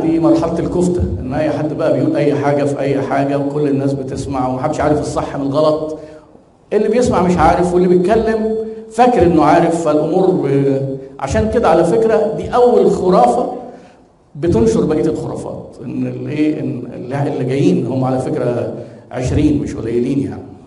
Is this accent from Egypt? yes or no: yes; Egypt; احنا عندنا في مصر